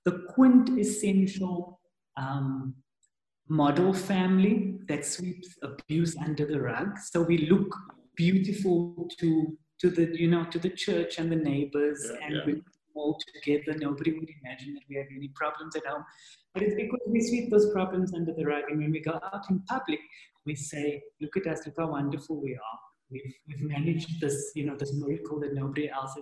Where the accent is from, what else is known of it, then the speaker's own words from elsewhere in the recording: South Africa; as South Africans, there's a lot of wounding to wade through